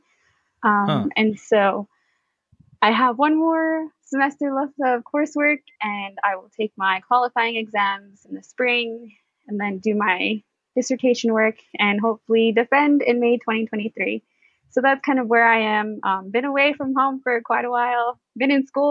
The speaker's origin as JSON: {"language": "English", "area": "Crow Reservation", "region": "southeastern Montana", "country": "United States", "tie": "born or raised there", "also_born_or_lived": "Hanover, New Hampshire / Arizona", "moved": "as an adult", "said": "I was born and raised on the Crow Reservation, located in southeastern Montana"}